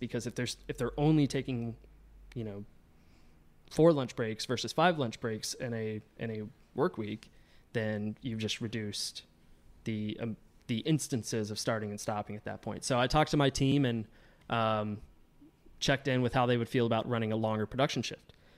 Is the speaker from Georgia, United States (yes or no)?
yes; Georgia, United States; now in Chicago, United States; I'm not originally from Chicago. Um, I'm from Georgia, and that's kinda where I got my, my footing in the industry. Um, I grew up doing it